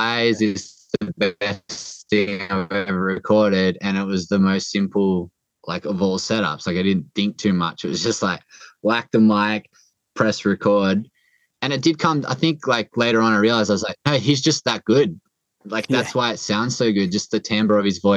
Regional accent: Port Macquarie, New South Wales, Australia; moved away; also born or lived in Northern Beaches, Sydney; my hometown of Port Macquarie

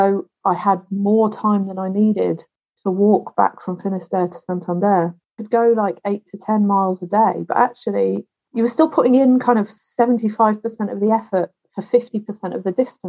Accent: Wales, United Kingdom; born there; I was born in Wales, my country of Britain. Yeah. Sometimes I split myself. I am neither Welsh nor English, really.

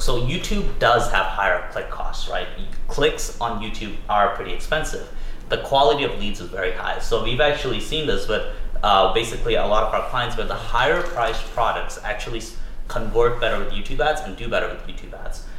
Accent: Toronto, Ontario, Canada; I grew up in Toronto, Canada

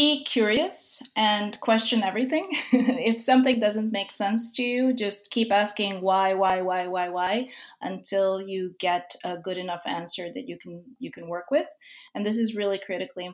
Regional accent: Serbia; now in New York, United States; I'm originally from Serbia. But I've been a New Yorker for a really, really long time

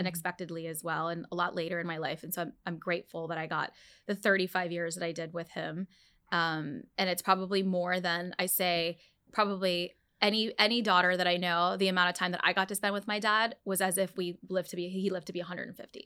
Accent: Dallas, Texas, United States; also born or lived in Orlando; I grew up in Dallas

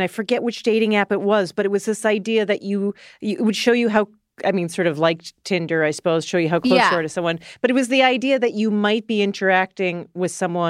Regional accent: Canada; moved away as an adult; now in United States; I am a Canadian

